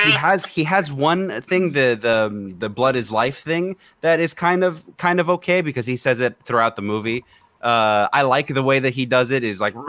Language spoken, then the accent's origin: English; Romania; moved away; I'm born and raised in Romania